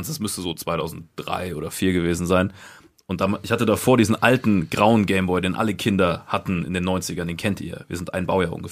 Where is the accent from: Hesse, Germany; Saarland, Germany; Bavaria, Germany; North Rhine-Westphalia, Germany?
Saarland, Germany; Ich komme aus dem Saarland